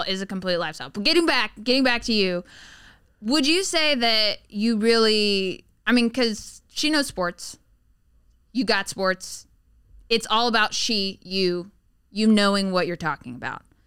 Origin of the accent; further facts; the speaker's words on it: the South, United States; moved away; I grew up in the South